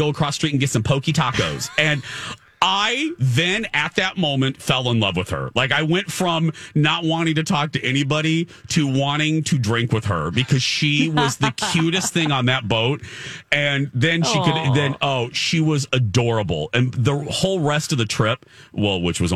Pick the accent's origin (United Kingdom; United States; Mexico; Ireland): United States; Minneapolis, Minnesota; we're from Minneapolis